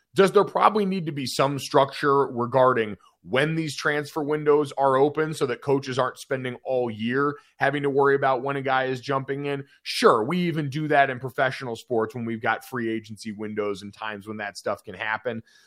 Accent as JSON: {"language": "English", "region": "Northeast", "country": "United States", "tie": "born or raised there", "said": "I grew up playing lacrosse in the Northeast."}